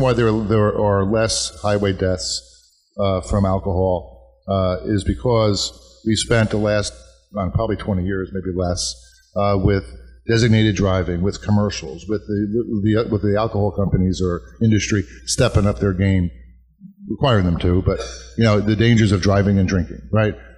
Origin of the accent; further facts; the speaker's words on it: Woodbridge, New Jersey, United States; my hometown of Woodbridge